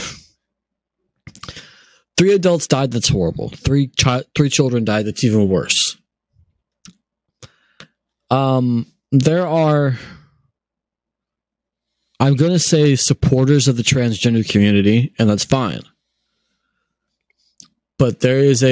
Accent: United States; I'm German by heritage, but I'm American by birth

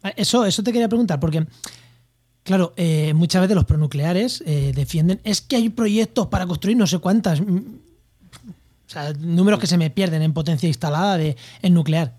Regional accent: Spain; yo también soy español

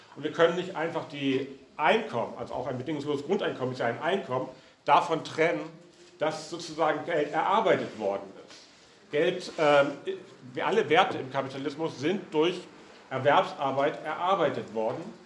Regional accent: Hamburg, Germany; moved away; Ich äh, bin ursprünglich aus Hamburg

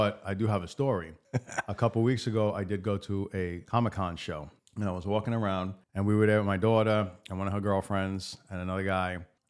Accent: New York, United States; I grew up in New York.

